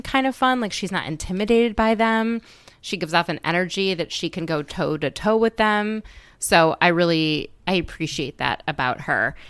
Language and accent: English; Midwest, United States; also born or lived in Minnesota; now in Washington, D.C., United States; I grew up in the Midwest